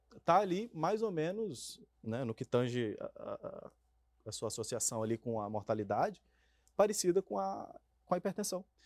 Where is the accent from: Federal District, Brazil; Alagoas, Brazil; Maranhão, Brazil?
Maranhão, Brazil; moved away; Eu venho lá do Maranhão